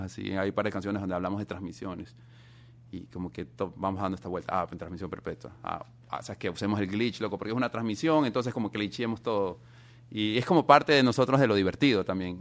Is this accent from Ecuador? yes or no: yes; Ecuador; somos de Ecuador